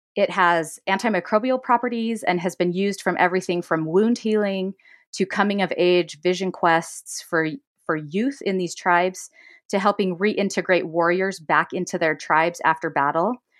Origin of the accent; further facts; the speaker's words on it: Davis County, Utah, United States; I grew up in Utah, Davis County specifically.